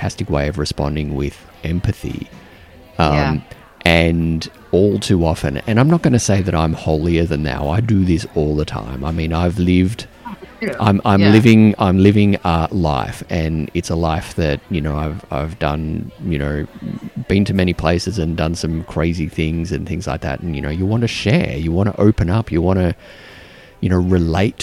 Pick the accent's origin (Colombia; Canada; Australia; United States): Australia; now in New Zealand; as an Australian